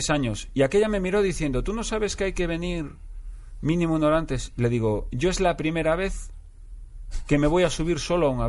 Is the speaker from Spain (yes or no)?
yes; Madrid, Community of Madrid, Spain; Yo me siento muy madrileño